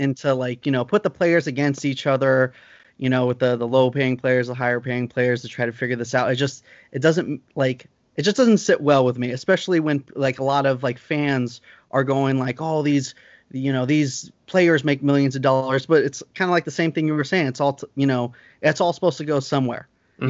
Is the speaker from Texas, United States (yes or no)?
no; Lancaster, California, United States; my hometown in Lancaster